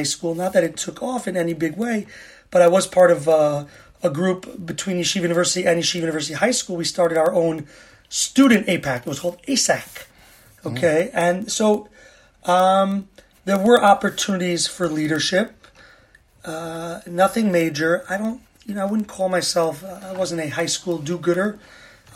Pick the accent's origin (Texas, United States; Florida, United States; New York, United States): New York, United States; moved away as an adult; now in Israel; So I grew up in New York, been in Israel since September 2000